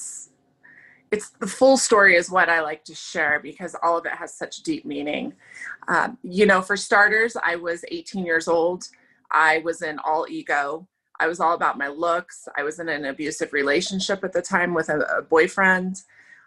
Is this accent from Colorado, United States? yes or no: yes; Aurora, Colorado, United States; born and raised in Aurora, Colorado, come from a wonderful family